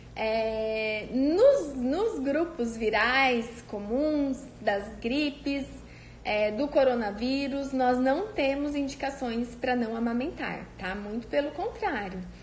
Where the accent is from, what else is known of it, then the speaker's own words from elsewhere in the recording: Cândido Mota, São Paulo, Brazil; minha amiga de infância lá da minha cidade, de Cândido Mota